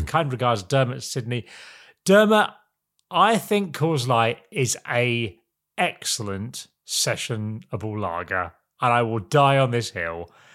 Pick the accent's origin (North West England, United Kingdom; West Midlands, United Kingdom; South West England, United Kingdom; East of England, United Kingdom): East of England, United Kingdom; Norwich; I'm from Norwich in the big smoke